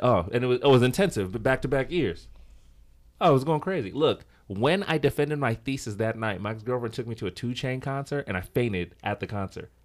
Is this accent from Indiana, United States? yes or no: no; Los Angeles, California, United States; I'm from Los Angeles, but my background, my family's from Congo, Democratic Republic of Congo. Um, so my family moved here, like, in the late seventies. Of course, I was born here, so I don't have the accent